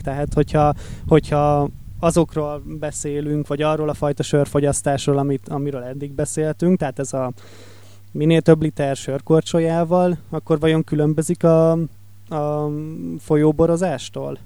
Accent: Lake Balaton area, Hungary; Én ugye Balaton melletti vagyok

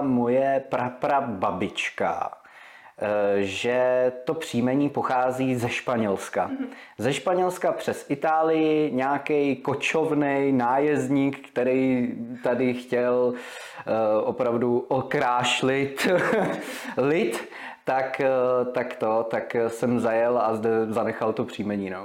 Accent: Vysočina Region, Czechia; also born or lived in Prague; já jsem se narodil v Praze, do svých pěti let jsem býval v Praze. Eh, pak jsme se přestěhovali s našima, nebo naši se přestěhovali na Vysočinu do krásné malební vesničky Krasuňov, to je u Humpolce.

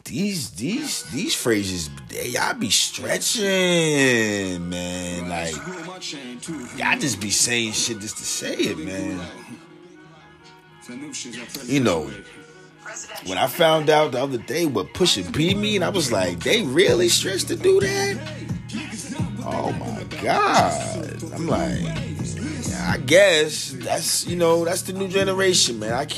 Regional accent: Jersey City, New Jersey, United States; where I'm from, man, I'm from Jersey City 201, Chilltown, USA

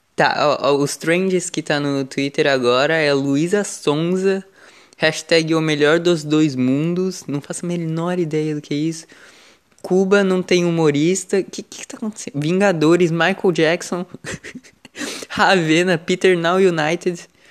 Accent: São Paulo, Brazil; eu sou do estado de São Paulo. Eu vi que pelo menos na capital. É... Eu sou do litoral.

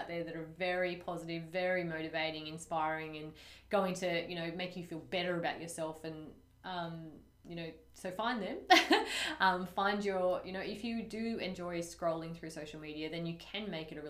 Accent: Taree, New South Wales, Australia; I'm from Taree, so classy

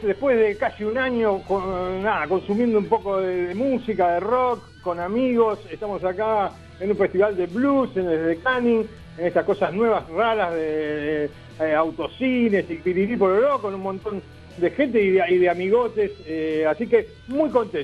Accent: Argentina; soy argentino

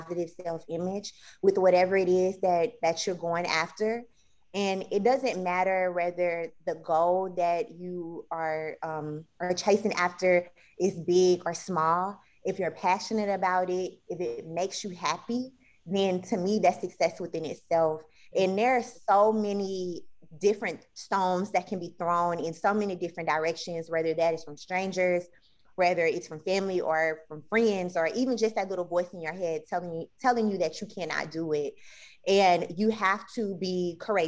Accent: Houston, Texas, United States; moved away as an adult; also born or lived in New Orleans, Louisiana / Atlanta, Georgia; now in Texas, United States; I am originally from Houston, Texas, where it's very hot, where it is now

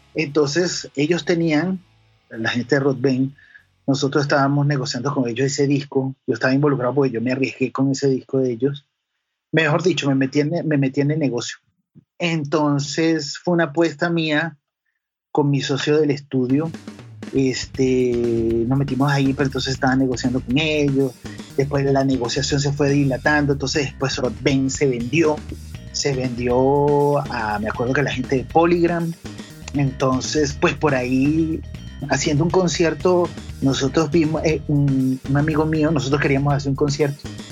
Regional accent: Caracas, Capital District, Venezuela; also born or lived in Valle de la Pascua, Guárico, Venezuela; yo nací en Caracas, estuve como hasta los nueve años en Caracas y de ahí me mudé al interior del país, a los llanos, a Valle de la Pascua

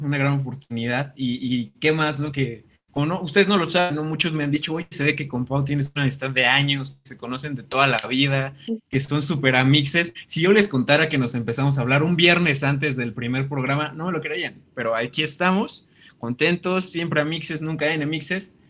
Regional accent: Mexico City, Mexico; now in Toluca, Mexico; yo soy foráneo, yo soy de la Ciudad de México

